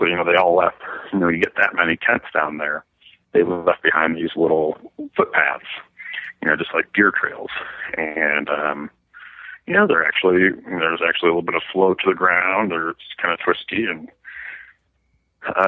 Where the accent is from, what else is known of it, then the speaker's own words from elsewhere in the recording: Minnesota, United States; moved away as an adult; also born or lived in Iowa; now in Colorado Springs, United States; I grew up in Minnesota and went to college in Iowa.